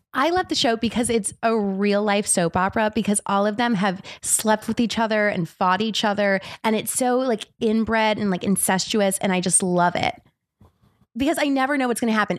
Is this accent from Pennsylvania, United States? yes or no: no; South Florida, United States; moved away as an adult; also born or lived in Tallahassee, Florida / Seattle, Washington; now in Los Angeles, United States; I grew up in South Florida